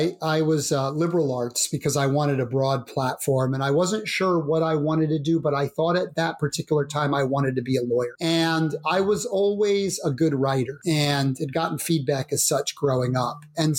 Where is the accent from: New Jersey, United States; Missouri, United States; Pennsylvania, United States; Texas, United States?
Pennsylvania, United States; I grew up in Pennsylvania